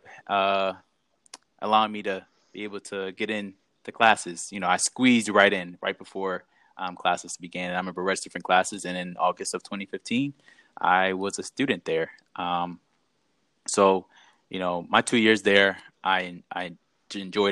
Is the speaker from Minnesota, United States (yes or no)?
no; Eastern Shore, Maryland, United States; I'm originally from the Eastern Shore. I grew up there.